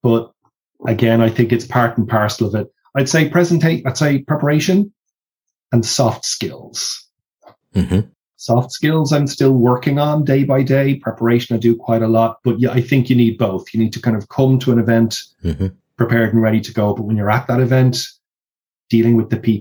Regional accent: Ireland; in Ireland, we've been a little bit stuck, not necessarily in a negative way, but because of the fact we're an English-speaking country

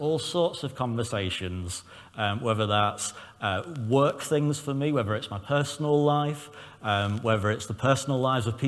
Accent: Southport, North West England, United Kingdom; I'm from Southport with Northern Irish and Lancashire heritage

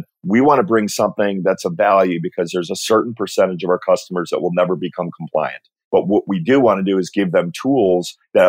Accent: Connecticut, United States; moved away as an adult; also born or lived in New Hampshire; I grew up in Connecticut and ultimately moved to New Hampshire

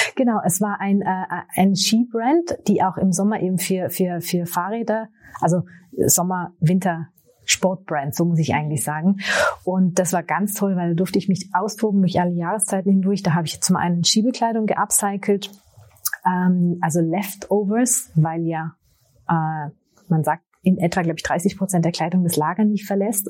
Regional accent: Austria; also born or lived in Tyrol; ich bin Österreicherin, lebe im äh, schönen Tirol in den Bergen

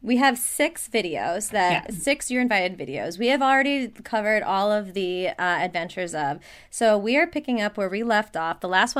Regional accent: Minneapolis, Minnesota, United States; I am from Minneapolis, Minnesota.

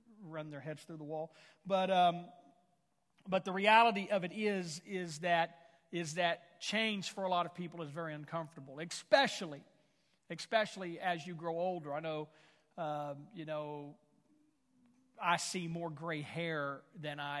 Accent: Houston, Texas, United States; now in Tulsa area, United States; I was born and raised in the Houston, Texas area

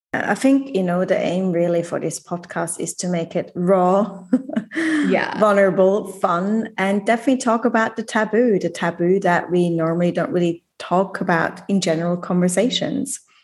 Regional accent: Switzerland; moved away as an adult; I left Switzerland when I was 19, moved across the world, never gone back

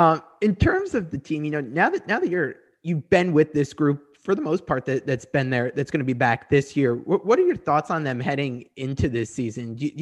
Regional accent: Connecticut, United States; moved away; I'm from Connecticut originally, grew up a UConn fan, but went to GW.

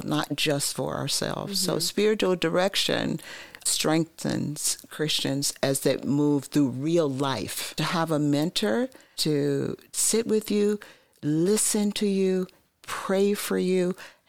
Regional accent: Long Island, New York, United States; moved away as an adult; now in Columbus, United States; I come from Long Island, New York, and I've been here now almost 20 years.

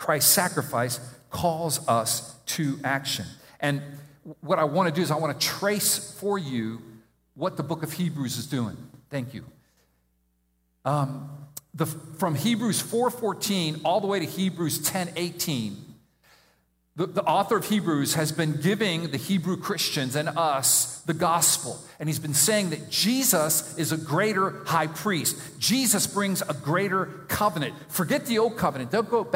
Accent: Miami, Florida, United States; I grew up in Miami

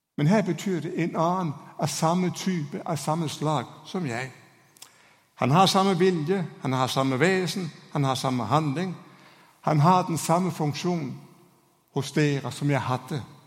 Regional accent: Denmark; Norwegian is a second language; now in Norway; Hoppsporten er ikke akkurat det store i mitt hjemland

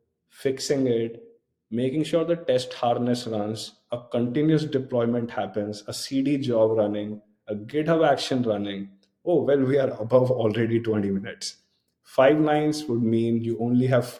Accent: India; moved away as an adult; I grew up in a town next to New Delhi

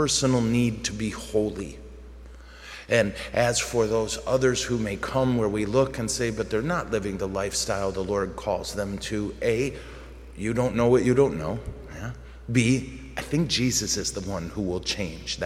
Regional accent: United States; we struggle with as American Catholics

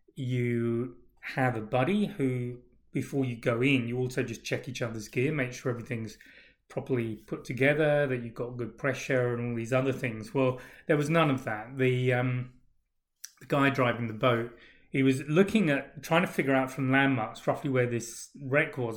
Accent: England, United Kingdom; moved away; also born or lived in Australia; being English

